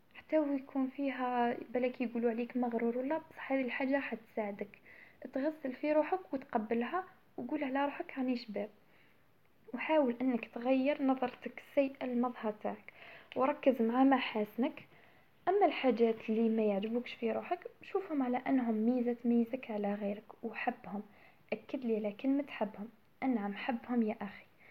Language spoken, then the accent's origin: Arabic; Algeria; المجتمع تاعنا احنا كجزائريين